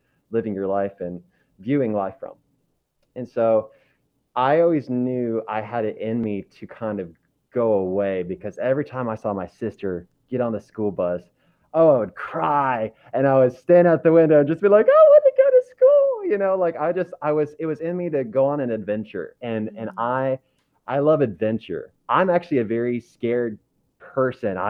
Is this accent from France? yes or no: no; Kentucky, United States; moved away as an adult; also born or lived in Florida; I was born and raised in Kentucky. So I actually grew up on a small farm next to a lot of cows and not that many people